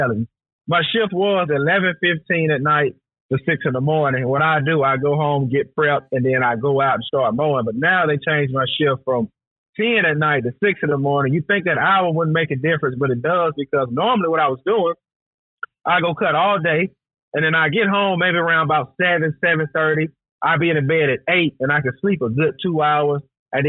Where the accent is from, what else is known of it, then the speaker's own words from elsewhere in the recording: the South, United States; we grew up down here in the South together